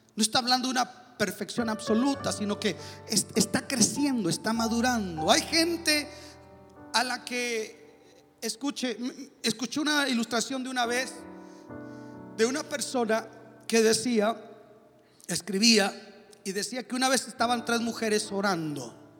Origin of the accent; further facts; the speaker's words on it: Mexico; now in United States; soy mexicano